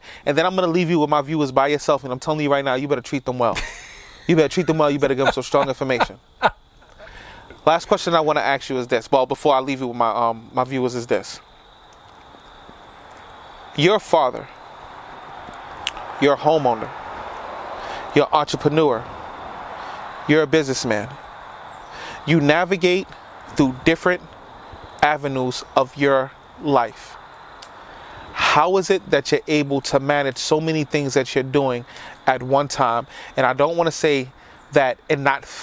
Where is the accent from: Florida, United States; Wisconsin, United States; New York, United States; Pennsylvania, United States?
New York, United States; New York City; now in Yonkers, United States; I'm a boy from the South Bronx. I live in Yonkers now, but New York was my life.